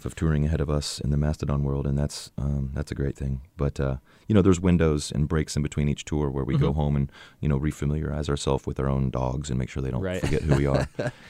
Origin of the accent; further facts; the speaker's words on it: Atlanta, Georgia, United States; growing up in Atlanta and in the music scene there was very healthy.